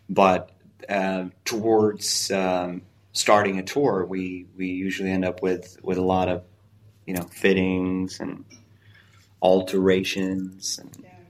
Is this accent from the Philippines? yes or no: no; Italy; also born or lived in Japan; I spent a few years in Japan making sushi, so I want to start a sushi restaurant. But I'm also I grew up in Italy, so I want to have this Italian restaurant.